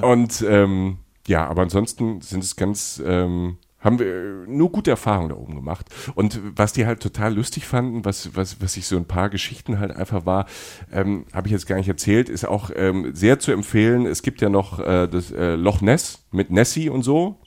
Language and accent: German; Cologne, North Rhine-Westphalia, Germany